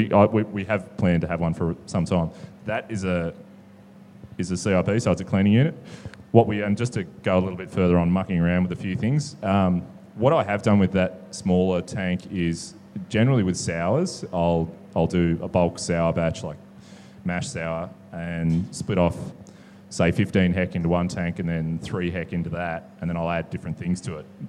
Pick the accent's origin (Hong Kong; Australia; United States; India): Australia; New South Wales; now in Melbourne, Australia; I grew up in New South Wales